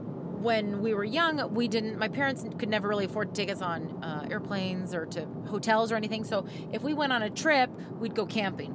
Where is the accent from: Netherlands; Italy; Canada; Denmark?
Canada; Saskatchewan; My parents, who are, you know, very Saskatchewan